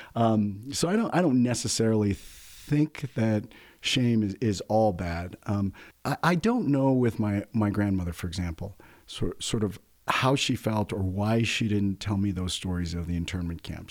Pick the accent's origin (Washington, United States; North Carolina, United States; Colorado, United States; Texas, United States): Colorado, United States; San Luis Valley; I'm a fourth generation Coloradan. I grew up in the San Luis Valley